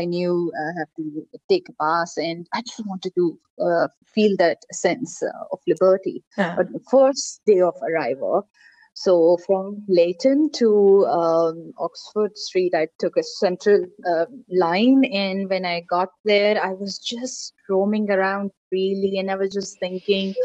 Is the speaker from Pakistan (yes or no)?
yes; Pakistan; I'm Pakistani